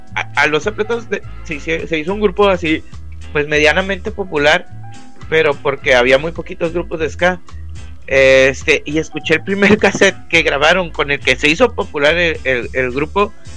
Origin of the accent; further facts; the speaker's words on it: Monterrey, Nuevo León, Mexico; accent: regio; soy regio